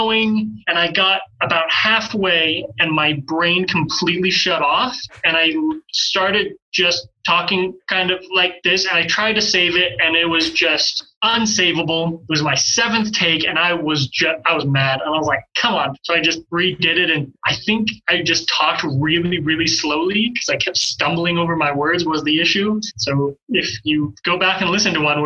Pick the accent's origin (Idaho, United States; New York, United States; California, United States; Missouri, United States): Idaho, United States; Pocatello; moved away as an adult; also born or lived in Utah / Marshall Islands; I'm originally from Pocatello, Idaho. I grew up in Pocatello, technically Chubbuck.